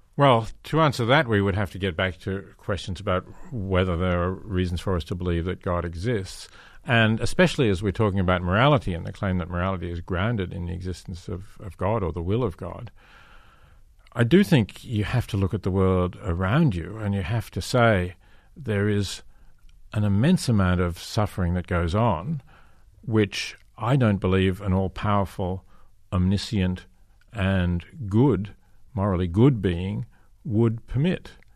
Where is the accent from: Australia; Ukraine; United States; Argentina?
Australia; I come from Australia, you know, there's seasonal droughts